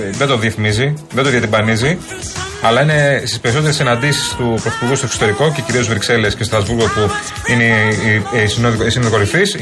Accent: Marousi, Attica, Greece; born there; Και έχω να σα πω κάτι. Γεννήθηκα στο Μαρούσι το 1988.

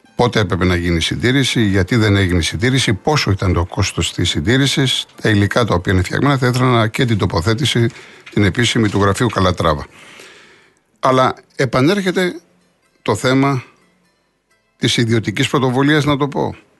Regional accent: Greece; Αυτό μας χαρακτηρίζει ως Έλληνες

